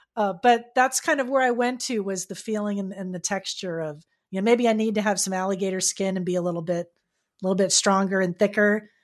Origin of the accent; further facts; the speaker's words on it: Florida, United States; I'm from Florida